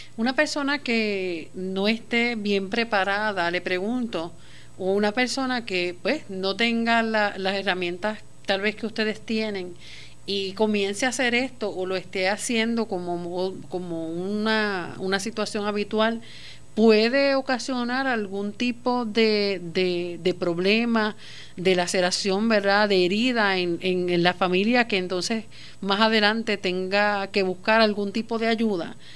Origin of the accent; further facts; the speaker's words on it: Puerto Rico; Como puertorriqueños